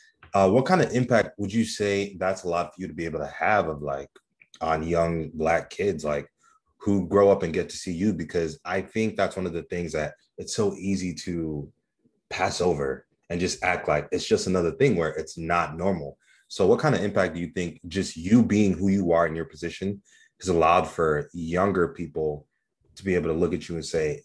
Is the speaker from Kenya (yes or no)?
yes; Kenya; I'm Kenyan